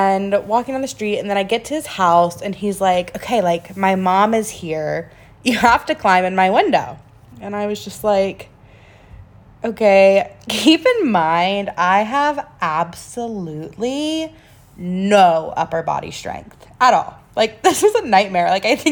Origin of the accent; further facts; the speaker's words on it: North Carolina, United States; I'm originally from a small little town in North Carolina